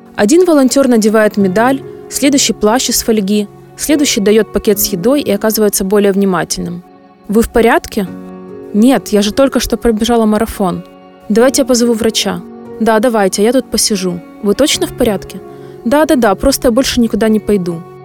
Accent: Ukraine; я из Украины приехала просто прибежать марафон.

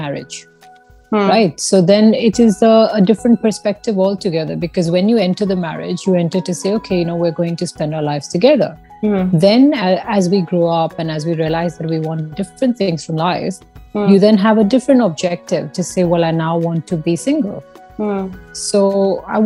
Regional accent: Jaipur, Rajasthan, India; moved away as an adult; also born or lived in Scotland; I was born in a very small town in Rajasthan. Okay. I'm from a, you know, and then I grew up in Jaipur and all that. And then when we got married, we moved to Scotland

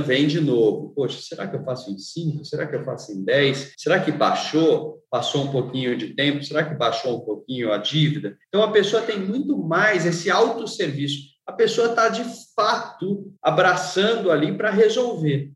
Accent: São Paulo, Brazil; eu vim de uma família bastante humilde, morando na periferia de São Paulo

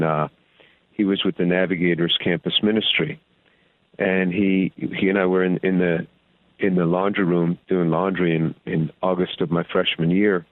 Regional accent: just outside New York City, United States; grew up in a Jewish home just outside the city

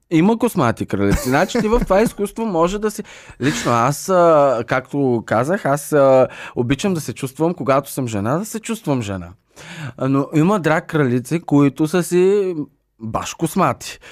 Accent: Stara Zagora, Stara Zagora Province, Bulgaria; аз съм родом от Стара Загора

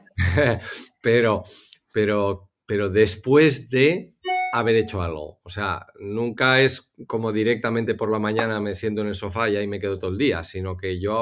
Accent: Spain; moved away as an adult; yo soy el, primer español

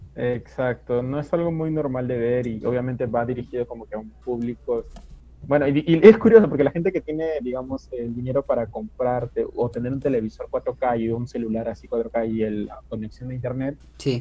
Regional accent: Peru; yo soy acá de Perú

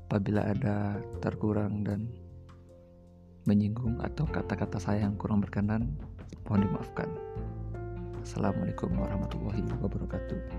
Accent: Bukittinggi, West Sumatra, Indonesia; waktu gue sebelum TK gue diajarin bahasa Indonesia seperti anak-anak pada zaman 2001 umumnya sih di di kampung gue di Minang di Bukit Tinggi

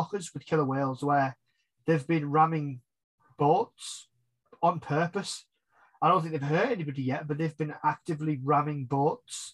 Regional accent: England, United Kingdom; I'm English

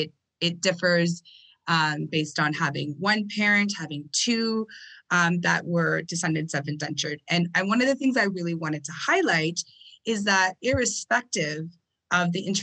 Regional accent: Guyana; now in Canada; I do identify as Indo-Caribbean, as I was born in Guyana, and my family is predominantly Muslim, although I have a Hindu last name and was raised in a Christian home.

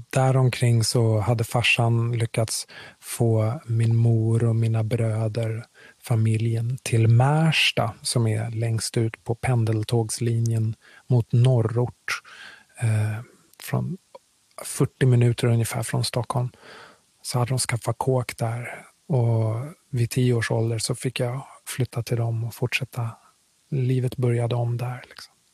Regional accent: Kinshasa, DR Congo; born there; jag är född i Kongo, Kinshasa, huvudstaden i Kongo. Uh, av eh, svensk far och kongolesisk mor.

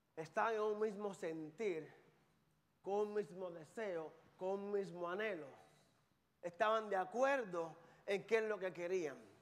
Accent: Carolina, Puerto Rico; moved away; Yo soy de Carolina, Puerto Rico

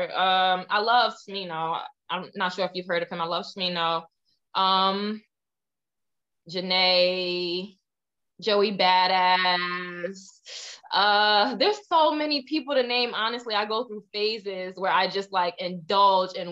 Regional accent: New Jersey, United States; also born or lived in Ohio; I was born in Ohio, raised in New Jersey for most of my life.

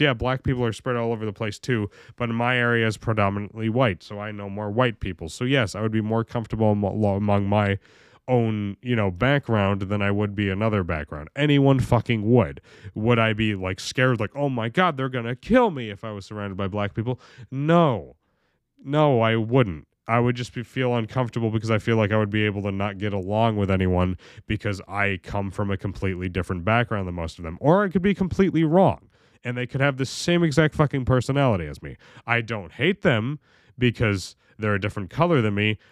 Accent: Oneonta, New York, United States; I was born in Oneonta, very very, very busy side of that town, you know? I was right on South Side. My backyard, you could literally stare at the South Side Mall

